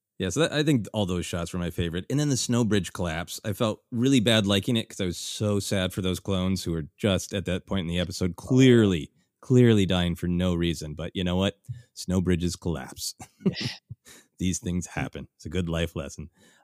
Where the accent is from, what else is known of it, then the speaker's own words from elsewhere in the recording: Minnesota, United States; a literal nightmare that I have had growing up in Minnesota of what is under the snow.